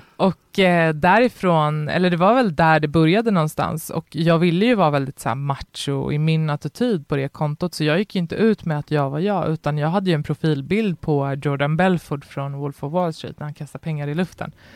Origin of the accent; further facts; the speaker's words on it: Botkyrka, Stockholm County, Sweden; jag växte upp i Fittja